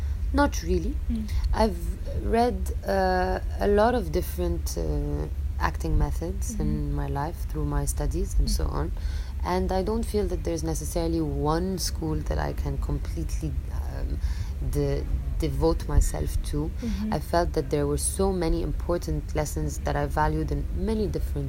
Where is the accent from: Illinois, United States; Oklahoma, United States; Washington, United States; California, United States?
Illinois, United States; Chicago; born there; But then again, I mean, I was born in Chicago.